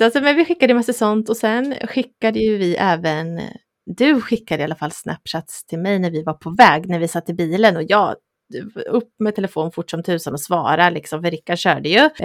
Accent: Östergötland, Sweden; accent: Östgötska

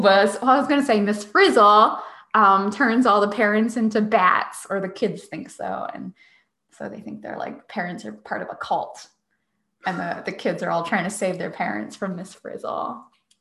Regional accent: Northeast, United States; growing up in the Northeast

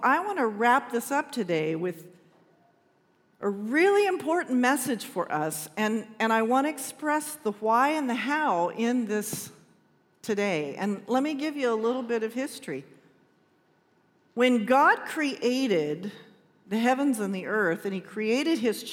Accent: Shafter, California, United States; I was in the eighth grade and I was graduating from Richmond Junior High School in Shafter, California, nobody knows where that is, town of, you do, 6,000 people in the middle of nowhere

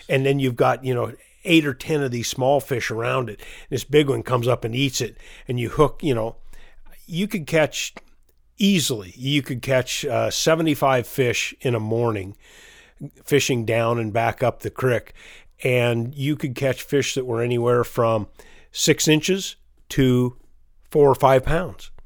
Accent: Chelan, Washington, United States; I grew up in, in Lake Chelan

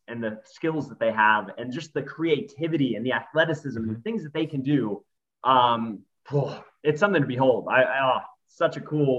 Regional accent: United States; now in Australia; Well, I'm an American, I'm in Australia, and I'm watching these kids play footy.

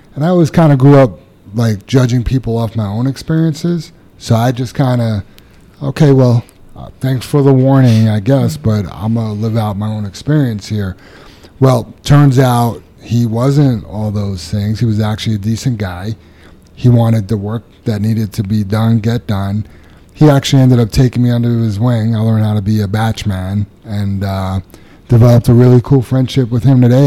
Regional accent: New York City, New York, United States; moved away; I remember growing up in Queens where I did as a kid

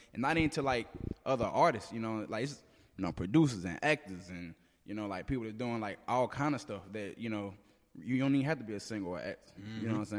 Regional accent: Jackson, Mississippi, United States; also born or lived in Byram / Terry; Oh, I'm originally from North Jackson, but I had like moved to like Byram and Terry.

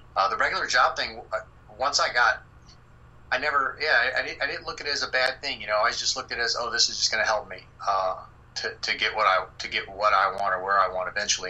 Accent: Texas, United States; moved away; also born or lived in South Carolina; I'm from Texas

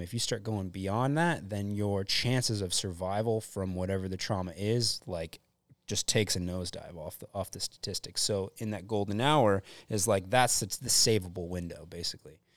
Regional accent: Deerfield Beach, Florida, United States; moved away as an adult; now in West Coast, United States; I grew up in Florida

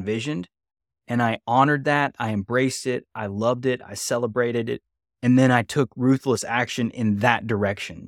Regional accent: West Virginia, United States; where I'm from

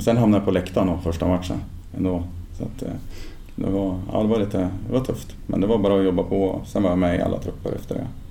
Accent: Ljungaverk, Västernorrland County, Sweden; also born or lived in Sundsvall; jag kommer från en, en by väster om Sundsvall som heter Ljungaverk. Så jag växte upp i Ljunga IF

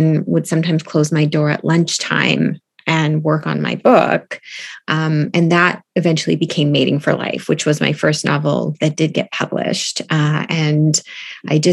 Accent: Stouffville, Ontario, Canada; now in Toronto, Canada; I live in Toronto and I'm originally from Stouffville.

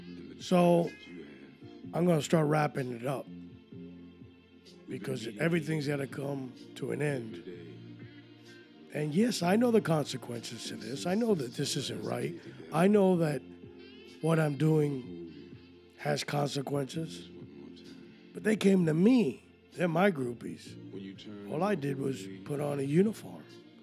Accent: Miami, Florida, United States; Who are you fooling? I'm from Miami. I know exactly what I want.

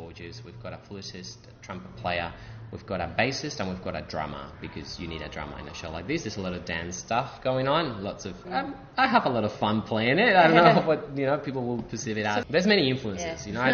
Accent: Spain; now in Sydney, Australia; Growing up in Spain

